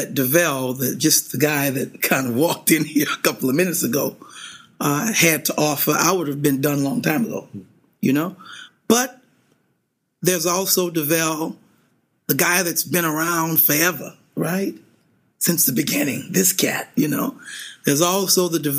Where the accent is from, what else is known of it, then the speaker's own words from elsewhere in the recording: Louisiana, United States; being from Louisiana, we are known for our left hands as far as piano players are concerned